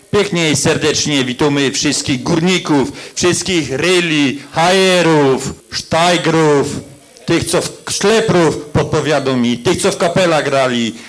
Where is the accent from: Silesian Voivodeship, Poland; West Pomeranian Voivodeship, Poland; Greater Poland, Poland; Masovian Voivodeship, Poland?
Silesian Voivodeship, Poland; also born or lived in Bielsko-Biała; jestem góralem z Żywiecczyzny, mieszkającym w Bielsku Białej